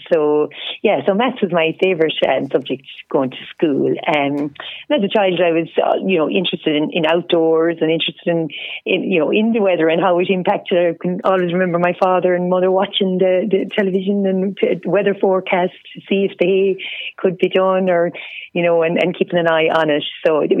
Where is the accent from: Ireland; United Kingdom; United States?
Ireland; Tully Crine; It was a great childhood, great, lovely place to grow up as, from, as you said, a farming background.